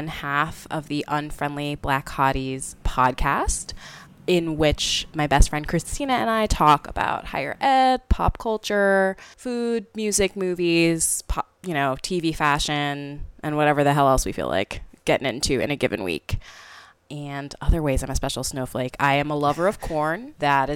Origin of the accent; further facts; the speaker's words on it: Memphis, Tennessee, United States; also born or lived in Scott Air Force Base, Illinois; I grew up in Memphis, Tennessee